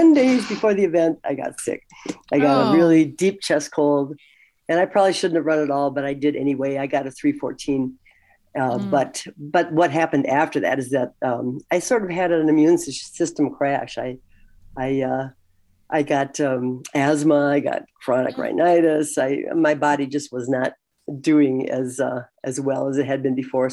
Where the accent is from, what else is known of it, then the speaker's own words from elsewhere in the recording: St. Cloud, Minnesota, United States; also born or lived in Washington, D.C. area; my hometown where we were living at the time, St. Cloud, Minnesota